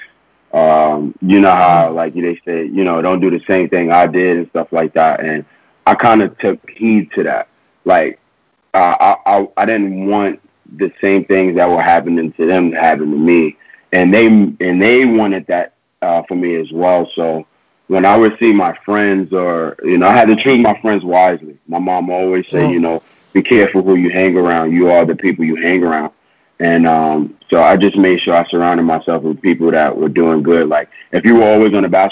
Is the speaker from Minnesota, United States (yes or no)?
no; New York City, New York, United States; growing up in Queens, I'm from South Jamaica Houses